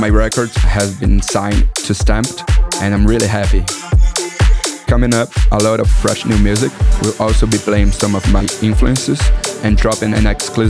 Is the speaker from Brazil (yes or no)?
yes; Brazil; welcome to my world. I'm from Brazil